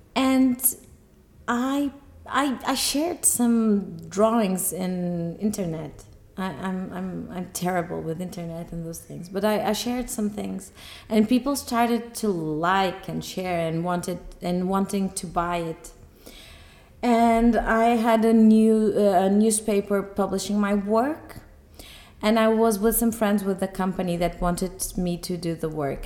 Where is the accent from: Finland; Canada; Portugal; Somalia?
Portugal; Porto; I'm an architect from Porto.